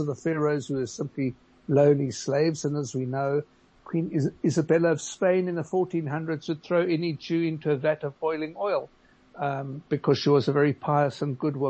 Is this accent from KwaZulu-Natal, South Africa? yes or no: no; Gqeberha, Eastern Cape, South Africa; I grew up in Nelson Mandela Bay, Qabeja, where we weren't allowed to join country clubs in PE because we were Jewish